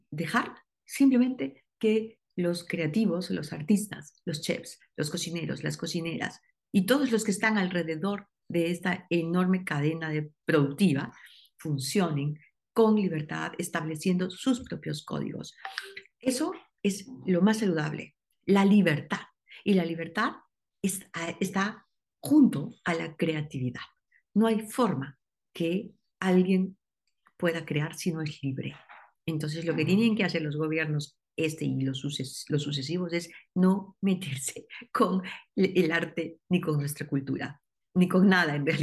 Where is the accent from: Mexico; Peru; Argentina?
Peru; cuando nos preguntó a mi esposo y a mí, ustedes dónde son? Y dijimos, somos peruano